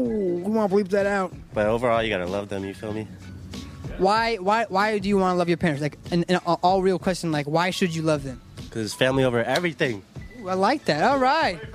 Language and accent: English; United States; I grew up in America